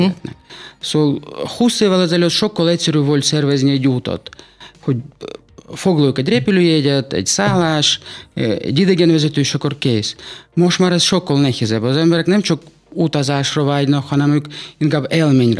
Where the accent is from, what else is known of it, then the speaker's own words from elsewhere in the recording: Saratov, Saratov Oblast, Russia; Hungarian is a second language; moved away as an adult; now in Hungary; Oroszországban születtem, Száratov uh-huh. Mhm. városban